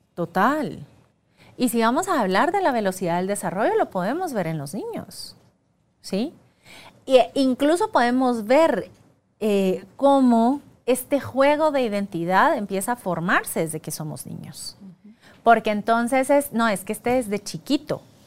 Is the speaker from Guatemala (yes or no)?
yes; Guatemala; soy guatemalteca